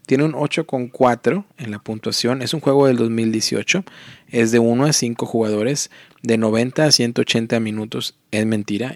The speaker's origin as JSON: {"language": "Spanish", "town": "Matamoros", "region": "Tamaulipas", "country": "Mexico", "tie": "born or raised there", "moved": "yes", "said": "a mi ciudad natal, que es Matamoros, Tamaulipas"}